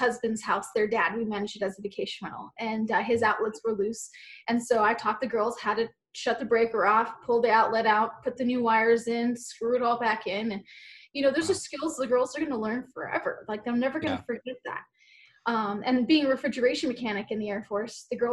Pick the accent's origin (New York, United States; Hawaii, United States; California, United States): Hawaii, United States; moved away as an adult; I'm from Hawaii